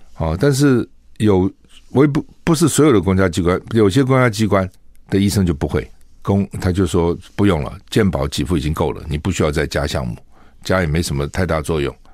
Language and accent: Chinese; Taiwan; 我们台湾人哈染疫的不多